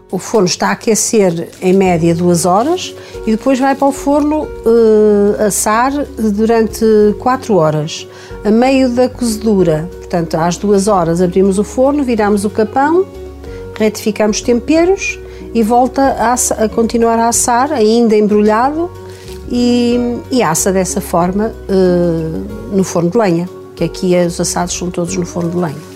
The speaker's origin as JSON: {"language": "Portuguese", "town": "Paredes", "region": "Norte", "country": "Portugal", "tie": "born or raised there", "said": "Aqui em casa, na, que é a casa onde eu nasci"}